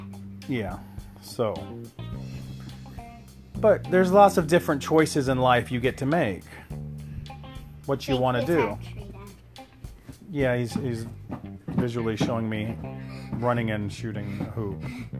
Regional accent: England, United Kingdom; born there; No, I was born in England.

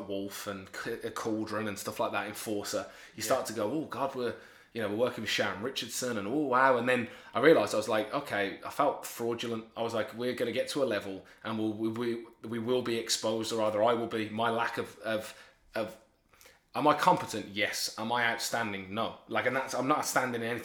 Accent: Birmingham, West Midlands, United Kingdom; moved away as an adult; now in Lincoln, United Kingdom; I was born and raised in Birmingham, very working class

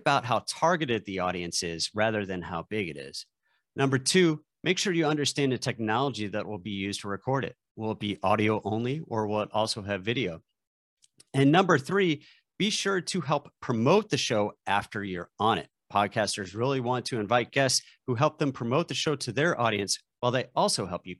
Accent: St. Louis, Missouri, United States; So, you know, I grew up a Cardinals fan, St. Louis Blues fan, because that's what you did when you lived in St. Louis

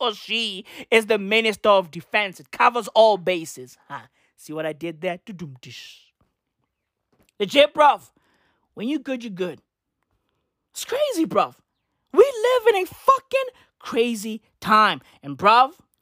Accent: South Africa; first language Sesotho or Setswana; English is a second language; I am a South African. Right? I grew up in this country. I still live in this country

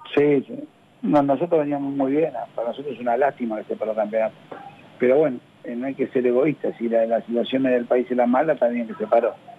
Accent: Argentina; soy argentino

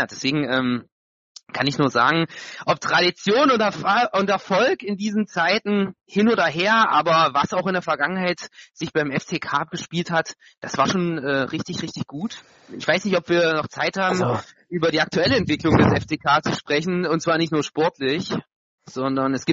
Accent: Saxony, Germany; born there; meine Wenigkeit, ich also gebürtiger Sachse und damit eben auch ein Teil der, des Namens dieses Podcastes

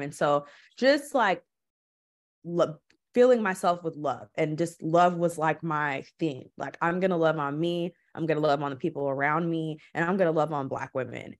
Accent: Milwaukee, Wisconsin, United States; moved away as an adult; also born or lived in Los Angeles; now in Portland, United States; I'm from Milwaukee. Milwaukee is I love my city, I will always rep where I'm from, but it's ghetto. And it's a lot of Black people there. It's a lot. It's like forty percent or something. That's pretty high for a city. So, I always grew up having Black teachers

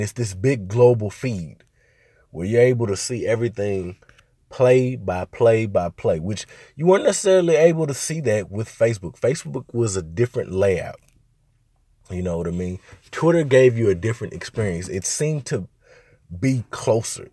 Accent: Little Rock, Arkansas, United States; moved away as an adult; I'm from Little Rock.

